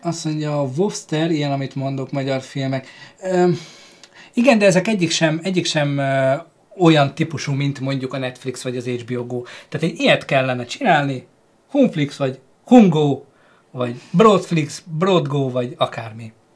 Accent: Hungary; magyarok vagyunk

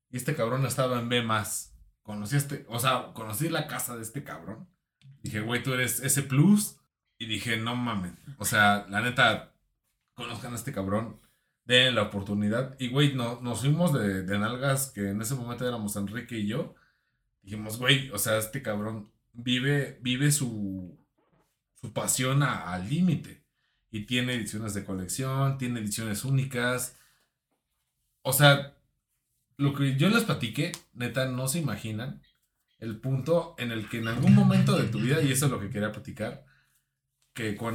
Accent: Mexico; Yo soy de Face, yo soy de México

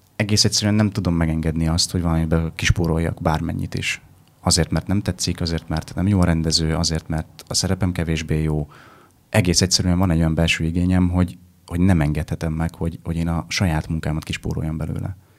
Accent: Vojvodina, Serbia; moved away as an adult; now in Budapest, Hungary; van egyfajta kötődésem Vajdasághoz

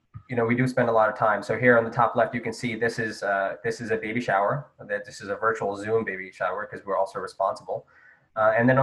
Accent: New Jersey, United States; now in Baltimore, United States; I'm from New Jersey

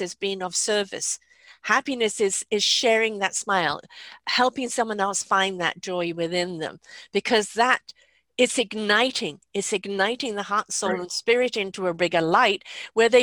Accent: England, United Kingdom; I grew up in England.

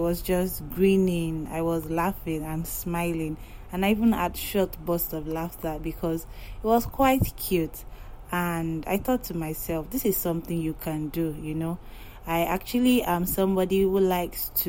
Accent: Yoruba tribe of Nigeria, Yorubaland, Nigeria; I am from the Yoruba tribe of Nigeria

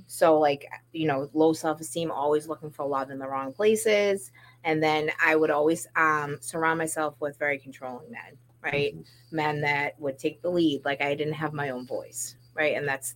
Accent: Saugus, Massachusetts, United States; I grew up in Saugus

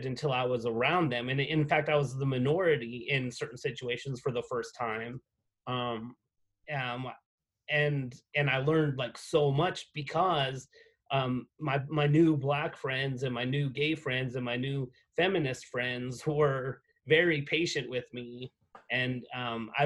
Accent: United States; moved away as an adult; also born or lived in Abilene, Texas / Atlanta, Georgia; now in Albuquerque, United States; I came from New Mexico and West Texas

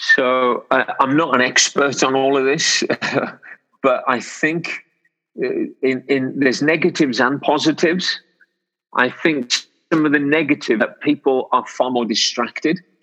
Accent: Wolverhampton, West Midlands, United Kingdom; I've been born and raised in Wolverhampton.

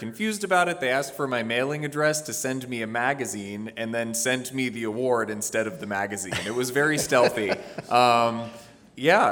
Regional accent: Washington, District of Columbia, United States; as a young black person growing up in the District of Columbia

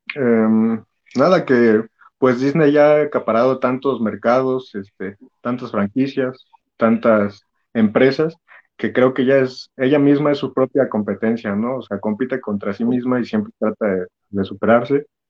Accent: Mexico; yo como, como chilango diagonal mexiquense

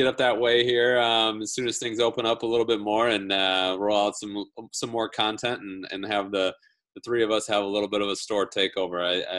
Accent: Northern Iowa, United States; not far from my hometown in Northern Iowa.

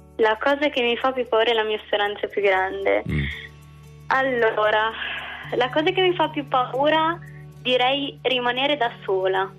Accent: Boretto, Emilia-Romagna, Italy; moved away as an adult; now in Bologna, Italy; io arrivo comunque dall'Emilia Romagna, da un paesino in provincia di Reggio Emilia, sul Po

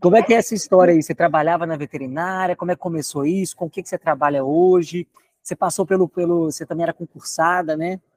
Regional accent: Belo Horizonte, Minas Gerais, Brazil; moved away; Eu nasci em Belo Horizonte, é uma cidade grande no Brasil

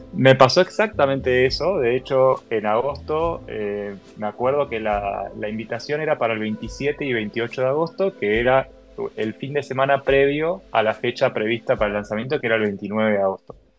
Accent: Argentina; yo avisé que no era de Estados Unidos por si no se nota mi acento, soy argentino

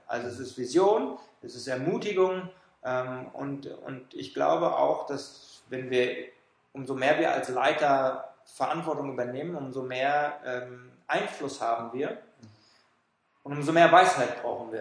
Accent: Germany; also born or lived in Frankfurt / Switzerland; als Deutsche

